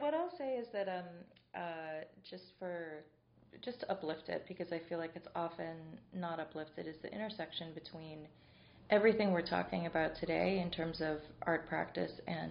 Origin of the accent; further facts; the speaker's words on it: Pittsburgh, Pennsylvania, United States; growing up in Pittsburgh